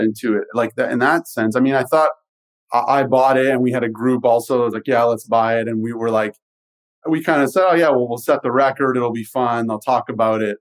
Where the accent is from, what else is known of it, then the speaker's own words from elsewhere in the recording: Canada; i am Canadian